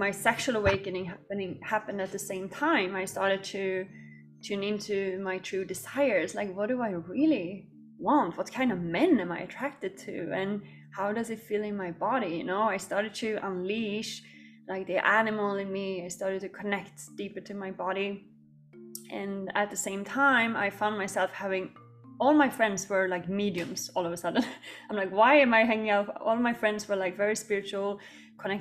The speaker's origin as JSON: {"language": "English", "country": "Sweden", "tie": "born or raised there", "moved": "yes", "lives_now": "Bali, Indonesia", "said": "I grew up in Sweden"}